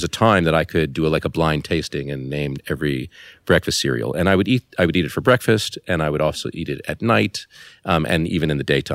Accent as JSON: {"language": "English", "town": "Los Angeles", "region": "California", "country": "United States", "tie": "born or raised there", "moved": "as an adult", "said": "I was born in Los Angeles, California, where I spent my first 18 years, really not leaving at all. And I grew up in the Beverly Hills part of Los Angeles"}